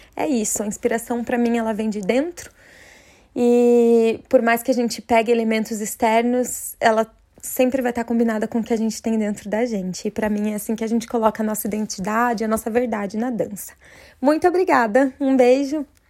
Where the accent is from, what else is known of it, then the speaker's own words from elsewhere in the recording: Curitiba, Paraná, Brazil; eu sou de Curitiba, no Paraná